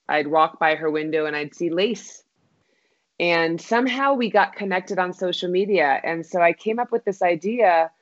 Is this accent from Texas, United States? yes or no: yes; Austin, Texas, United States; now in Albuquerque, United States; I'm originally from Austin, Texas